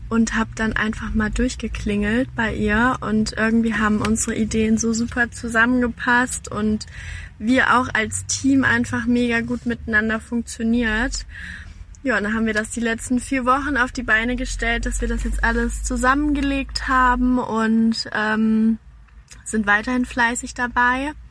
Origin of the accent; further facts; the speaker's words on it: Hesse, Germany; moved away as an adult; now in Buxtehude, Germany; Wie gesagt, ich komme aus Hessen, in der Nähe von Frankfurt und ähm, bin dann in den wunderschönen Norden gezogen letztes Jahr im Mai. Ähm, direkt dann nach Buxtehude